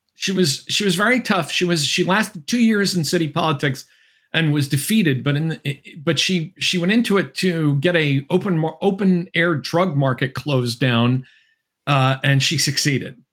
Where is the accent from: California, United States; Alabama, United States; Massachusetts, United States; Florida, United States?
Massachusetts, United States; I come from Massachusetts